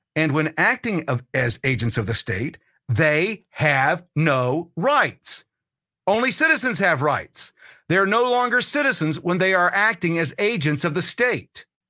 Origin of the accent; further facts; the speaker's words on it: United States; I'm an American